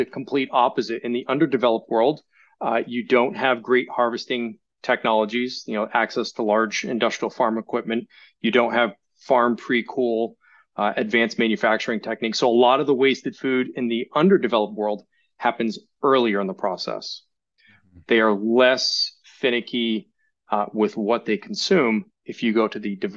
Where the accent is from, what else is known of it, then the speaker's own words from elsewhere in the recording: Sabattus, Maine, United States; I grew up in Sebattis, Maine